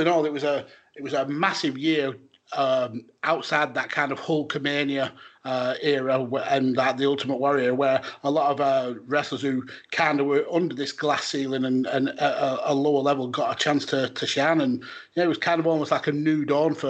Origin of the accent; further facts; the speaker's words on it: United Kingdom; as a British fan